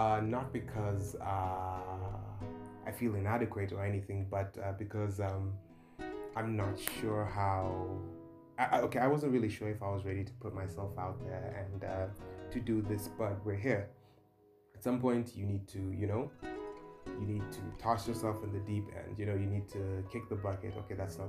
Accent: Dar es Salaam, Tanzania; moved away as an adult; now in Nairobi, Kenya; I'm originally from Dar es Salaam, Tanzania. I was born and raised there. I grew up there.

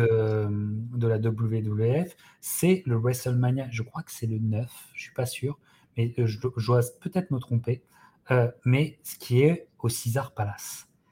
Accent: France; en tant que Français

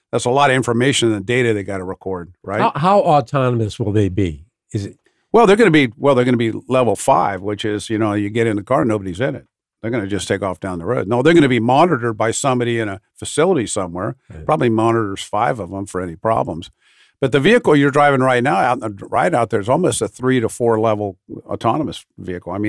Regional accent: Ohio, United States; You drive down this turnpike down here. In I'm from Ohio.

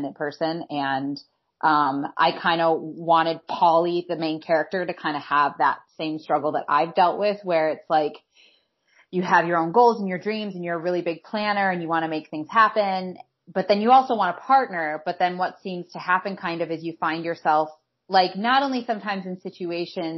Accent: Detroit, Michigan, United States; I'm from Detroit

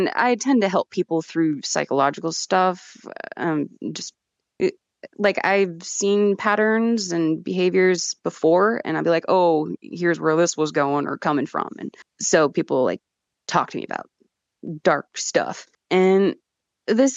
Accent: Yakima, Washington, United States; I'm from Yakima

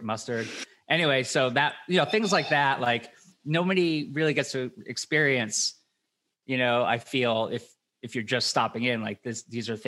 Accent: Worcester, Massachusetts, United States; I'm from Worcester.

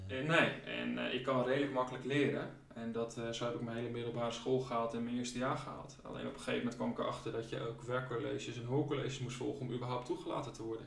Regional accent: Leeuwarden, Friesland, Netherlands; geboren en getogen Leeuwarder in Friesland

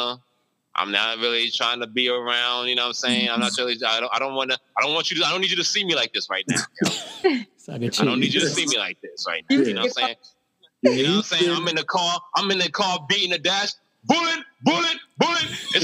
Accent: New York City, New York, United States; I'm from the Bronx, New York, all right? White Plains Road. Hey, yo, we have a strong Caribbean culture there.

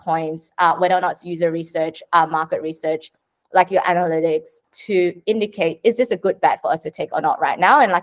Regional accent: Sydney, New South Wales, Australia; I'm from Sydney

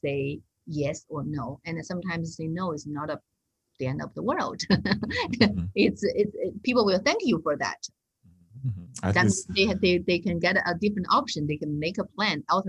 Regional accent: China; moved away; I come back from China

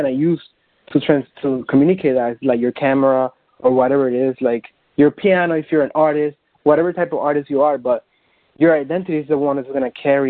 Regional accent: Dominican Republic; English is a second language; moved away as an adult; now in New York City, United States; I was born and raised in the Dominican Republic. I came to the United States about 7 years ago

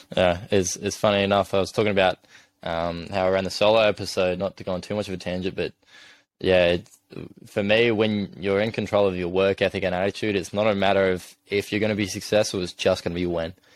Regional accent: Adelaide, South Australia, Australia; moved away as an adult; now in Sydney, Australia; I'm obviously from Adelaide originally

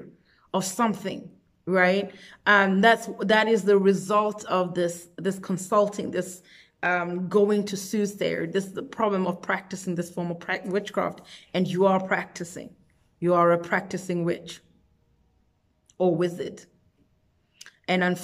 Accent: South Africa; I'm myself from South Africa

